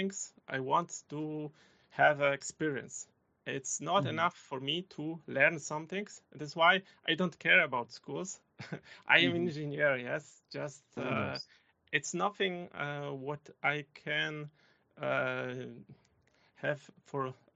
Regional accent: Poland; English is a second language; moved away as an adult; now in Germany; I am coming from Poland. I was living in village

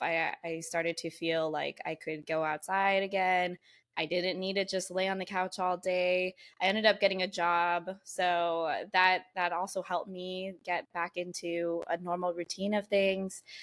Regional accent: San Diego, California, United States; I grew up here in San Diego, born and raised

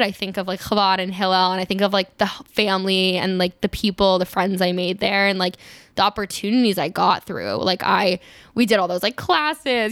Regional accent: Maryland, United States; also born or lived in Israel; I grew up in Maryland, um, just outside D C

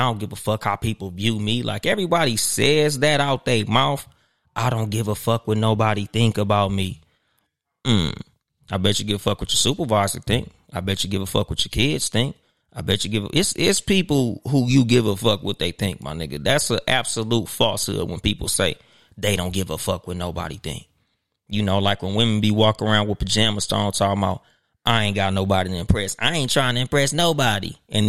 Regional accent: West Coast, United States; You know, I'm from the West Coast, so you know with us, nigga, we'll throw on some Nike Cortez, some Chucks or some shit.

